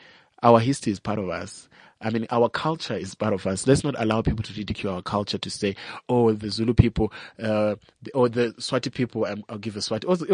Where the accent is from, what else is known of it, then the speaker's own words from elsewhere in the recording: Zimbabwe; now in South Africa; I'm from Zimbabwe